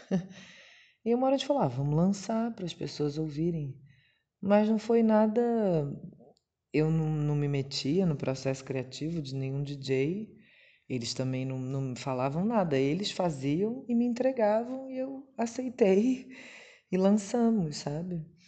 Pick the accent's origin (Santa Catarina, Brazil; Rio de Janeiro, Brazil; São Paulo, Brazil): Rio de Janeiro, Brazil; minha família vai, porque eu sou do Rio